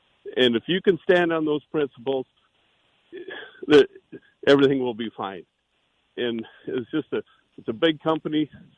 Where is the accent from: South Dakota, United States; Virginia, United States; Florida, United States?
South Dakota, United States; as a South Dakotan, as an American